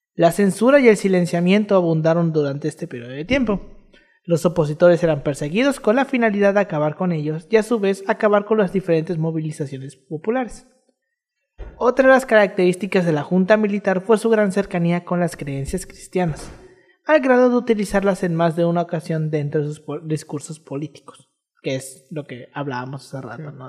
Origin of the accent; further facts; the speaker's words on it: Mexico; nosotros nos quejamos de la desigualdad aquí en México